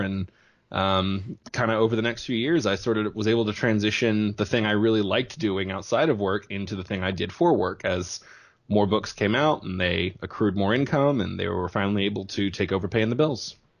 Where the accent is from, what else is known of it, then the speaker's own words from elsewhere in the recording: small town southeast of Houston, Texas, United States; from a small town that I'm guessing your listeners have never heard